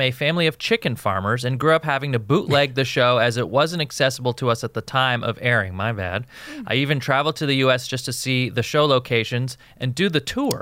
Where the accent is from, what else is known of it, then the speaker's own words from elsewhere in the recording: West Coast, United States; I grew up on the West Coast